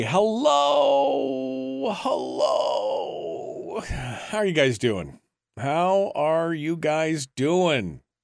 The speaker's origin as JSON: {"language": "English", "town": "Fairbanks", "region": "Alaska", "country": "United States", "moved": "yes", "lives_now": "Wasilla, United States", "said": "I'm originally from Fairbanks, which is up in the interior of the state"}